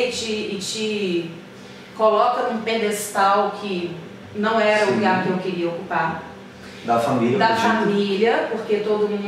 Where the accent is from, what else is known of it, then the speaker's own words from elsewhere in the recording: Belo Horizonte, Minas Gerais, Brazil; now in Rio de Janeiro, Brazil; e eu vim de BH para o Rio de Janeiro, minhas amigas todas ficaram lá, minha história toda ficou lá.